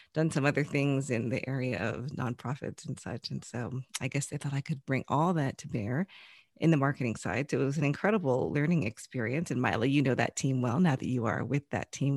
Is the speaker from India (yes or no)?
no; United States; also born or lived in Chicagoland; now in Chicago, United States; I was born here in the U S. I grew up mainly outside of Washington, D C, but I've lived here in Chicagoland for probably more than twenty years now in total